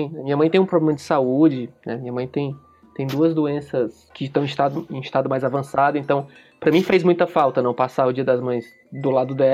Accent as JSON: {"language": "Portuguese", "town": "Fortaleza", "region": "Ceará", "country": "Brazil", "lives_now": "São Paulo, Brazil", "said": "coisa específica que eu acho muito ruim aqui em São Paulo, que é o clima, porque eu vim de, um, eu, eu vim de Fortaleza, Fortaleza não tem inverno."}